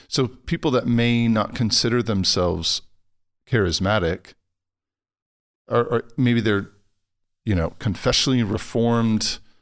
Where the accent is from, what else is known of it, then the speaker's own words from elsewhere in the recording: Los Angeles, California, United States; moved away; I'm from Los Angeles originally